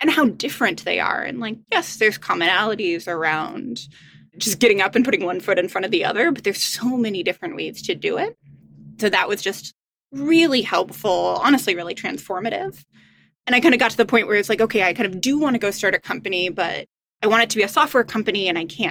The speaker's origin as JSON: {"language": "English", "region": "Midwest", "country": "United States", "tie": "born or raised there", "said": "I grew up in the Midwest"}